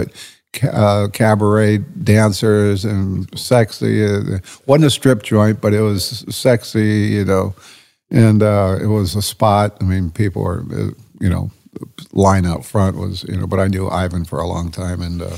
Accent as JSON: {"language": "English", "town": "Las Vegas", "region": "Nevada", "country": "United States", "tie": "born or raised there", "said": "I grew up in Vegas. You know, my dad moved there in 63"}